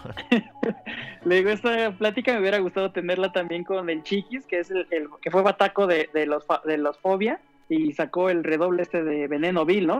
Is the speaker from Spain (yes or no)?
no; Mexico City, Mexico; yo soy de Iztapalapa para el mundo